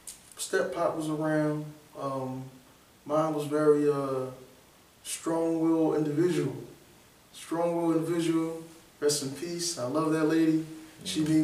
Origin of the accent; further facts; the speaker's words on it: Philadelphia, Pennsylvania, United States; Alright, I'm from Philly, born and raised uptown.